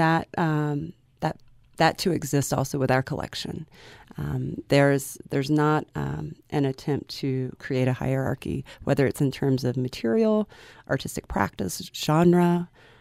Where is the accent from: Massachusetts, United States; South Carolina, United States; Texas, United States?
South Carolina, United States; moved away as an adult; also born or lived in London; now in Utah, United States; I'm from South Carolina, but I was going into graduate school in London